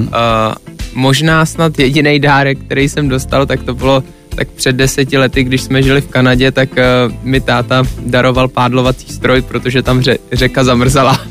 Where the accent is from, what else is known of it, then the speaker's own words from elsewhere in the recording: Czechia; also born or lived in Canada; furt jsem byl Čech